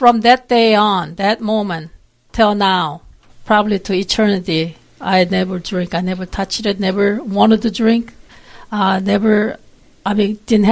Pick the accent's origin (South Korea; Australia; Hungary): South Korea; English is a second language; now in Texas, United States; I am from South Korea. I've been here for quite a while, really, but I still have an accent